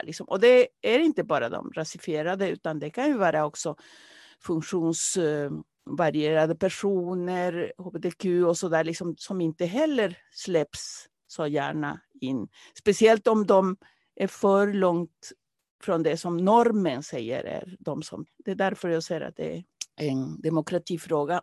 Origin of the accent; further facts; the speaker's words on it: Peru; now in Sweden; jag kommer från Peru från början